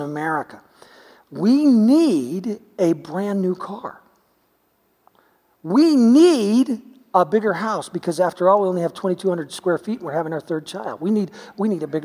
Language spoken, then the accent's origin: English; United States; we're American.